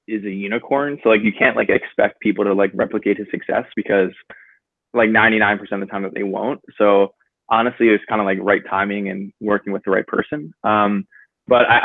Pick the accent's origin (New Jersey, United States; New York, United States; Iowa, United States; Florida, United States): New Jersey, United States; I'm from New Jersey originally.